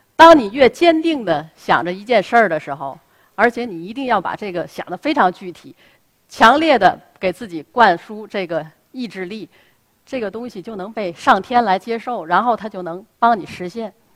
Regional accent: Tianjin, China; 我出生在南开大学，那是我出生和成长的地方

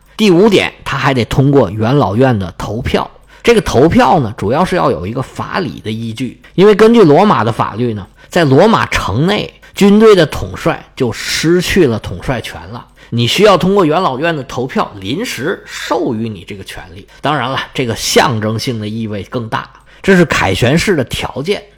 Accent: China; 在我们中国人的价值观里面

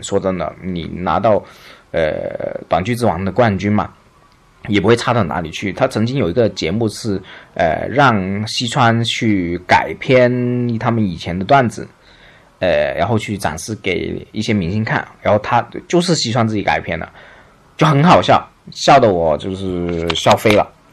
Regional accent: China; 我们中国人是不会的嘛，我们中国人就很随便

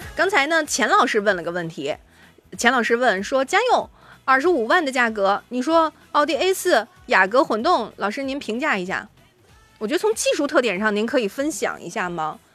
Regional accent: Shandong, China; 尤其符合我们山东人的审美

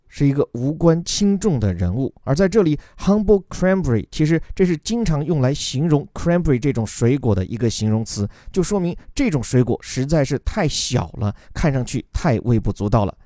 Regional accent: Guangdong, China; 咱广东人吃烧鹅

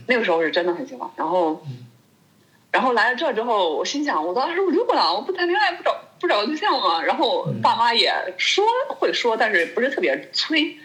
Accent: China; moved away as an adult; also born or lived in Norway; now in Germany; 作为一个中国人

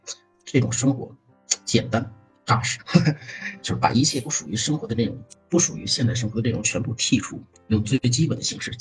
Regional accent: China; 就像我们中国人说的：“哎呀，死了没人埋可咋整？死，对吧？”

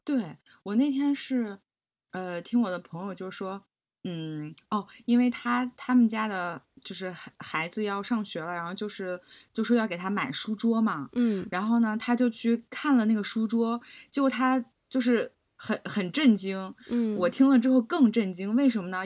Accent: Beijing, China; 我也是在那个海淀区长大

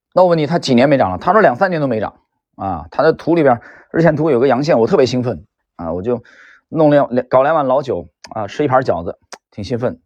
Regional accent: northern China, China; moved away; 因为我是北方人嘛，虽然来南方那么多年了

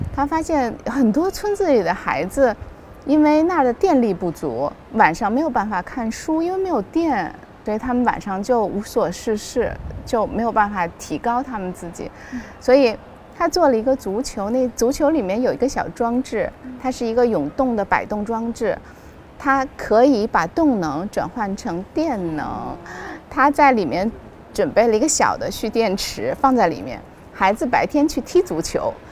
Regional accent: China; 我们是中国人

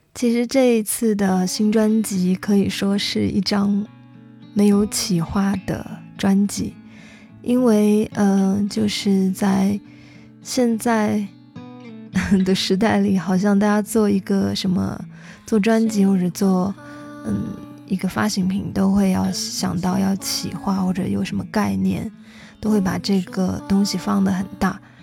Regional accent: Xishuangbanna, Yunnan, China; moved away; 从小在那个地方长大的话，就是一个特别野生的一个状态吧

